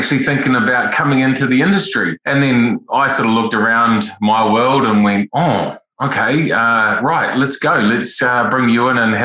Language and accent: English; Wairarapa, Wellington, New Zealand; from the Wairarapa, born and bred down this area